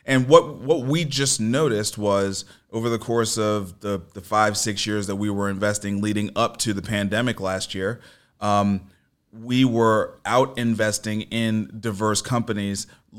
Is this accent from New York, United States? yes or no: yes; New York City, New York, United States; I'm from Brooklyn. Yeah, I'm from Brooklyn.